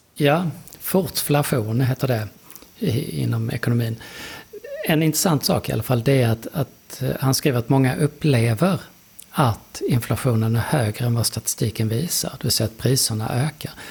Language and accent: Swedish; Lund, Skåne, Sweden; jag är från Lund.